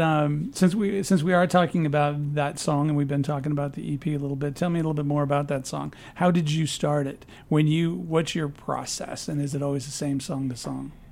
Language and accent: English; Peoria, Illinois, United States; moved away as an adult; I'm from Peoria.